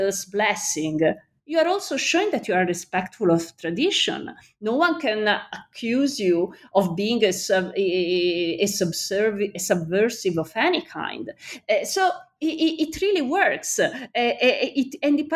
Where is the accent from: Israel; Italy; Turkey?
Italy; Florence, Tuscany; I'm from Florence